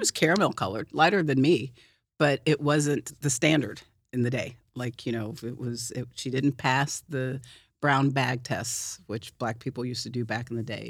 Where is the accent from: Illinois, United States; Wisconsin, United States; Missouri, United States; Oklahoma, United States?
Oklahoma, United States; Oklahoma City; I'm from Oklahoma City